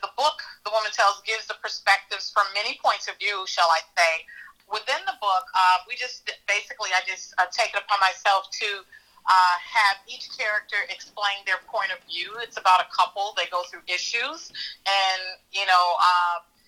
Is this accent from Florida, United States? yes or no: no; Chicago, Illinois, United States; I am a Chicago native, born and raised in Chicago.